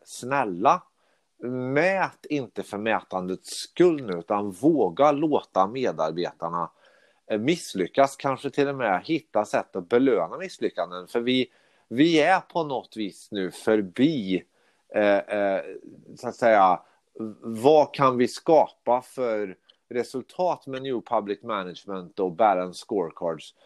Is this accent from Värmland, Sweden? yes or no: yes; Karlstad, Värmland, Sweden; now in Stockholm, Sweden; jag bor i Stockholm, men jag är från Karlstad